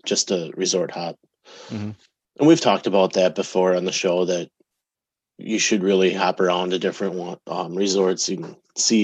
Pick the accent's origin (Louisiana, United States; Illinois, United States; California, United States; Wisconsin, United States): Wisconsin, United States; We're from Wisconsin